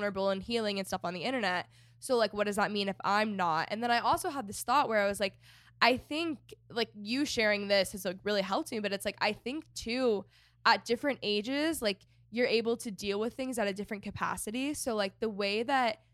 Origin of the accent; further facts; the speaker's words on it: Texas, United States; moved away as an adult; also born or lived in Los Angeles, California; I was living in LA for the past 5 years and I'm from Texas and I just bought a house in Texas.